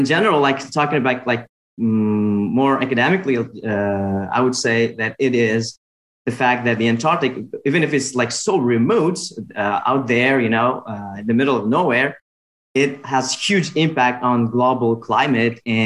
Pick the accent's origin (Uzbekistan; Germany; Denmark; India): Uzbekistan; I am from Uzbekistan